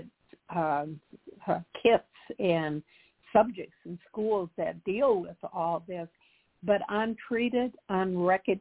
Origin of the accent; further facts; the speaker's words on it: Humphrey, Minnesota, United States; also born or lived in Hopkins, Minnesota / Edina, Minnesota; I'm from a very small town in southern Minnesota